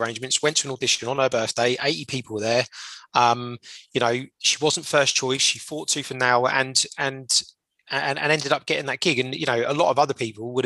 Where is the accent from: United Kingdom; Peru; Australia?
United Kingdom; Portsmouth, South East England; we are 2 lads from Portsmouth